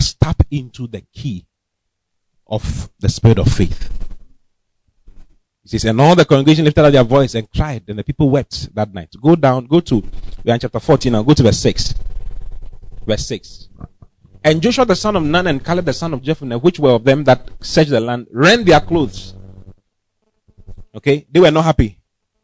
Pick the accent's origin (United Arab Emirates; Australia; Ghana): Ghana; Accra, Greater Accra; moved away as an adult; also born or lived in Kumasi / Kema; now in Accra, Ghana; I was born and bred in Accra